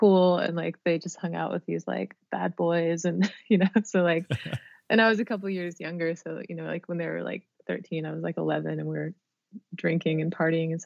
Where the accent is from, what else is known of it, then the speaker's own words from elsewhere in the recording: Sacramento, California, United States; when I was growing up in Sacramento